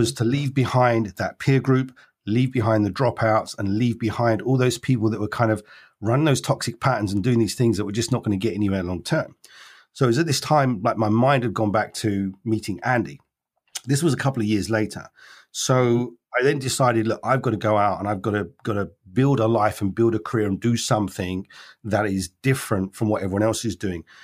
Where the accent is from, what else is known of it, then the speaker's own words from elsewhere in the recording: London, United Kingdom; I was born in London